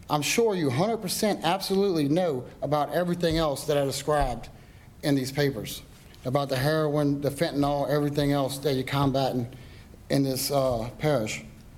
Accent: Denham Springs, Louisiana, United States; I'm from Denham Springs.

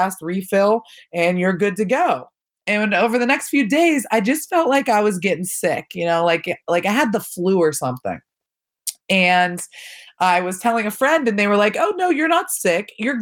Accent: Pittsburgh, Pennsylvania, United States; I grew up in the North Hills of Pittsburgh with my parents and two younger siblings

